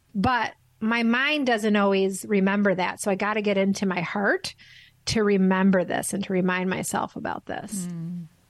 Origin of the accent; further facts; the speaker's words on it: Midwest, United States; I'm from the Midwest in the in the states